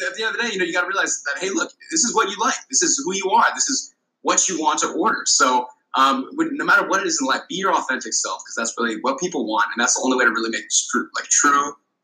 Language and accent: English; Honolulu, Hawaii, United States; moved away as an adult; now in San Francisco, United States; I was born and raised, lucky to be born and raised in Honolulu, Hawaii